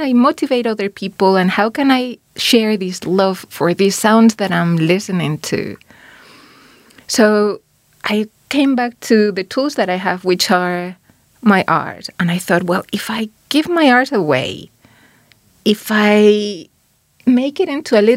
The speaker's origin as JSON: {"language": "English", "country": "Spain", "moved": "yes", "lives_now": "New Zealand", "said": "I'm from Spain"}